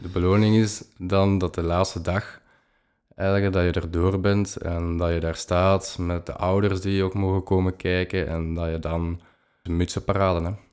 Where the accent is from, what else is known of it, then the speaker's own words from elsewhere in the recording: Leuven, Flanders, Belgium; ik ben afkomstig van Leuven